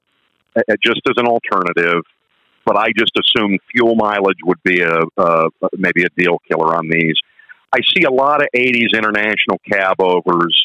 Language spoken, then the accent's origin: English; Northeast Ohio, United States; now in New Jersey, United States; I'm actually from Ohio, by the way, Northeast Ohio